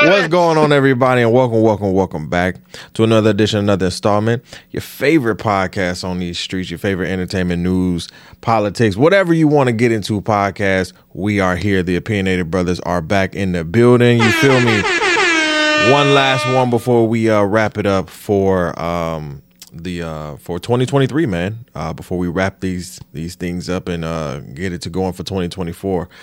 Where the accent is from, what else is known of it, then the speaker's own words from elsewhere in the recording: Michigan, United States; I'm from Michigan